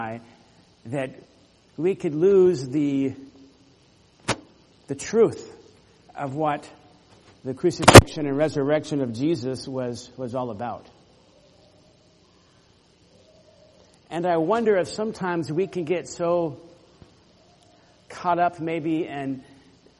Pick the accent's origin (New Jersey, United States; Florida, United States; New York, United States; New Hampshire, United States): Florida, United States; Orlando; When I was growing up in Florida, there were times, living in Central Florida, Orlando